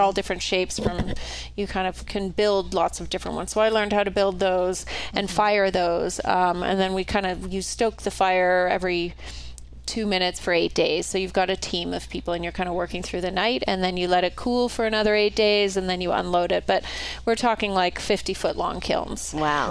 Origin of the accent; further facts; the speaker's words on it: Canada; moved away as an adult; also born or lived in New York; now in Idaho, United States; I'm originally from Canada, but I've been living in the US for the last, I don't know, 30 or so years